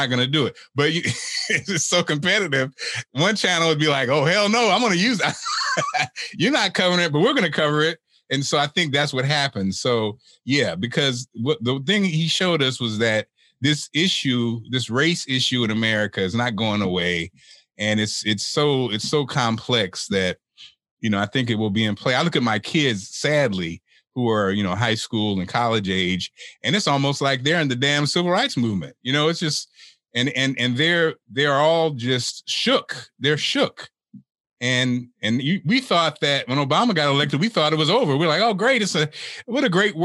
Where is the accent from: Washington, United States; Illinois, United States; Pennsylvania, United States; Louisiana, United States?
Illinois, United States; Springfield; I'm from Springfield, Illinois, you know, and Springfield has a population of about 12% African-American